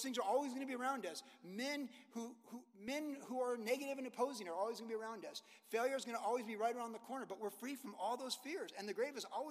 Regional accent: Carlsbad, California, United States; growing up in Carlsbad

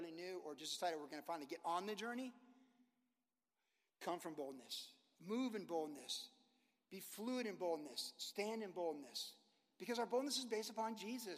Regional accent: Carlsbad, California, United States; growing up in Carlsbad

